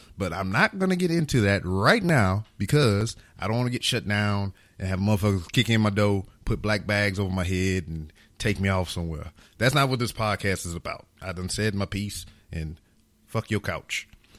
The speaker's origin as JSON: {"language": "English", "country": "United States", "tie": "born there", "said": "I am an American. I was born in America. And more than likely, I'm going to die in America."}